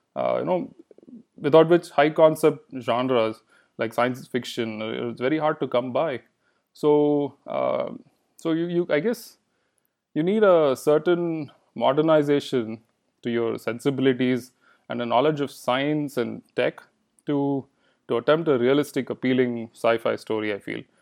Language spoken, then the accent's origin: English; Bangalore, Karnataka, India; first language Kannada; English is a second language; moved away as an adult; also born or lived in Tucson, Arizona, United States; now in United States; I grew up in Bangalore